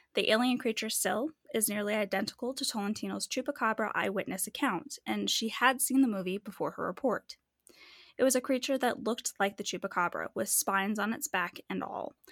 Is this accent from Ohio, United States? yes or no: no; Manitou Springs, Colorado, United States; I grew up in Manitou and our school is literally on a mountain